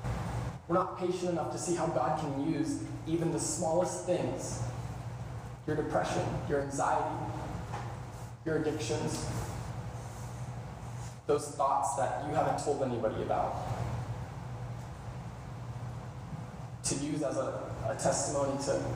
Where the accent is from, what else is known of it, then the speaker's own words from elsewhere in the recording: Kansas City, United States; moved away; Kansas City, my hometown